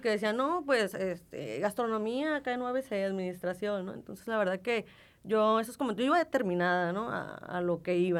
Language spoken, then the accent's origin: Spanish; Tijuana, Baja California, Mexico; accent: norteña; yo soy de aquí de Tijuana. Yo toda mi vida, eh, He estado aquí